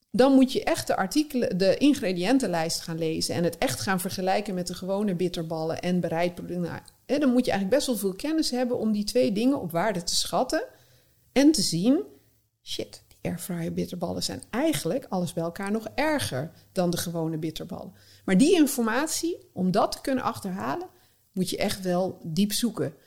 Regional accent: North Brabant, Netherlands; born or raised there; moved away

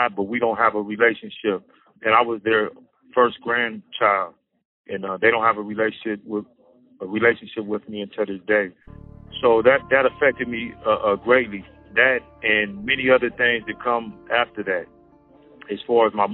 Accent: Sacramento, California, United States; I was born in 1972 in Sacramento, California, to a single mother

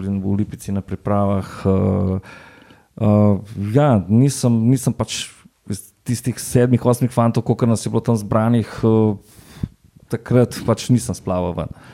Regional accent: Ljubljana, Slovenia; odraščal sem v Kosezah

